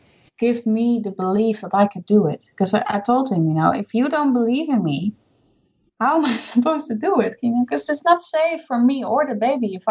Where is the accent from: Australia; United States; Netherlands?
Netherlands; English is a second language; moved away as an adult; also born or lived in Scotland; now in United Kingdom